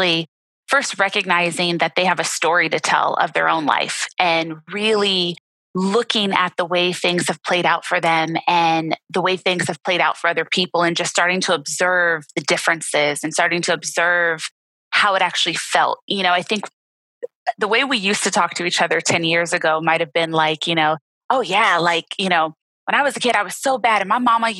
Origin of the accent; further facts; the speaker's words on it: Los Angeles, California, United States; growing up in Los Angeles was really a blessing in my life